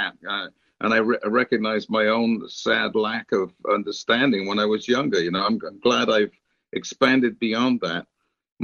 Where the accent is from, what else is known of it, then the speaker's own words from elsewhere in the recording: United Kingdom; I grew up in Britain in the 50s and 60s.